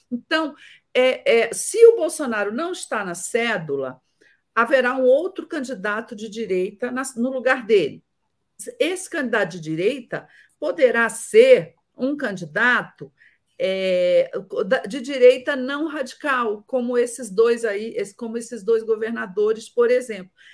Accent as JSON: {"language": "Portuguese", "country": "Brazil"}